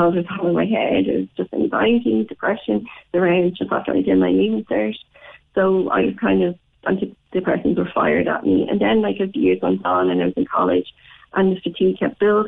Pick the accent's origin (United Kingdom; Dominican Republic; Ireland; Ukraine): Ireland; Dublin, Leinster; moved away as an adult; now in Cork, Ireland; I'm from Dublin. I lived in Dublin at the time, and now in Cork